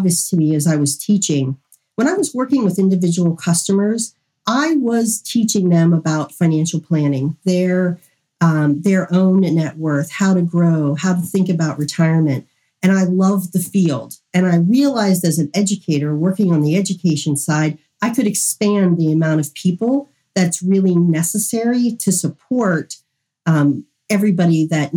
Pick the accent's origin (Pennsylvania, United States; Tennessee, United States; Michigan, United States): Pennsylvania, United States; Western; I'm from Western Pennsylvania.